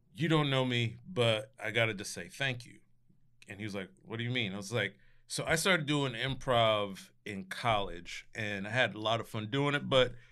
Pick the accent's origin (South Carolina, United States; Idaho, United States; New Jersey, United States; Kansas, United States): New Jersey, United States; Scotch Plains; born or raised there; moved away